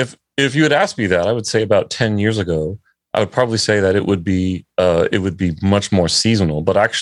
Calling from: Virginia, United States; Oh, we are out of Virginia, basically. So East Coast time.

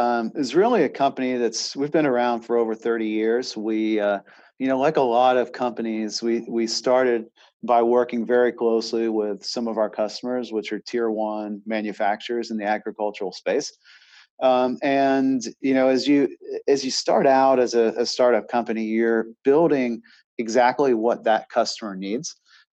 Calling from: Charlotte, North Carolina, United States

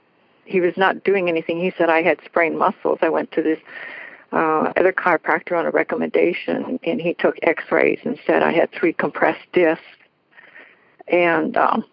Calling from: Washington, United States; Washington State.

